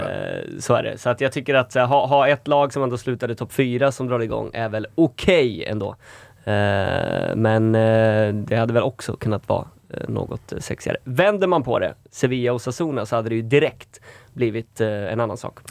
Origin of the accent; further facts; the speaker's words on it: Falköping, Västra Götaland, Sweden; moved away; jag fick ju ta en obligatorisk vända hem